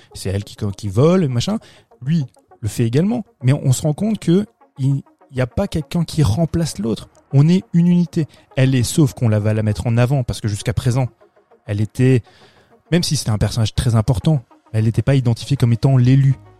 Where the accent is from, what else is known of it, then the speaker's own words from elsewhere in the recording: France; Chez nous, en France